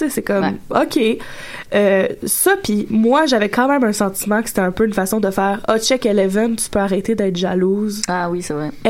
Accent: Gatineau, Quebec, Canada; mais oui, surprise, gang, je viens

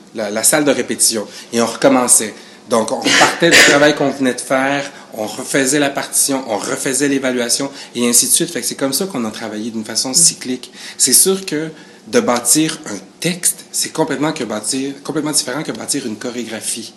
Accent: Quebec, Canada; also born or lived in Chile; je suis arrivé au Canada à l'âge de 8 ans.

